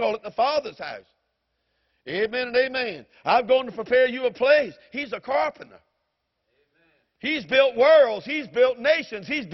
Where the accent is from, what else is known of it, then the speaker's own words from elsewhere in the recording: the South, United States; I'm a Southerner